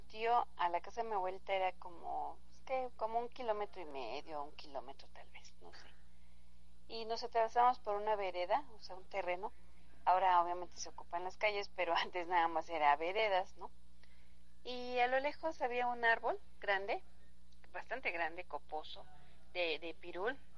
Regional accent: Mexico City, Mexico; yo soy de la Ciudad de México y cuando vengo acá al, al municipio de Zempoala

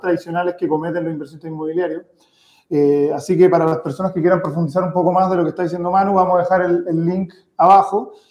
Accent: Chile; nosotros venimos de familia de inmigrantes, pero que ya, ya nacimos en Chile

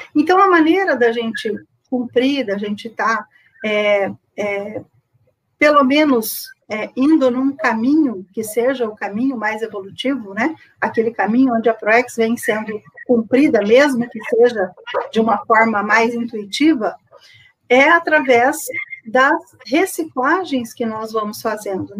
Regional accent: Campo Grande, Mato Grosso do Sul, Brazil; sou de Campo Grande, Mato Grosso do Sul

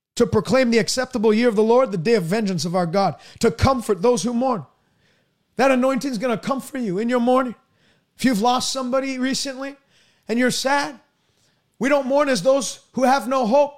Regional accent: Canada; I'm from Canada

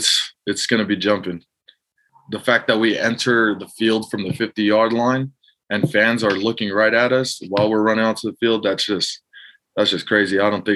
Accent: Hawaii, United States; born or raised there; now in San Diego, United States

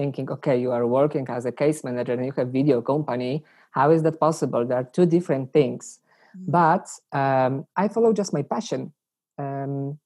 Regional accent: Poland; English is a second language; moved away as an adult; now in Den Bosch, Netherlands; I come from Poland

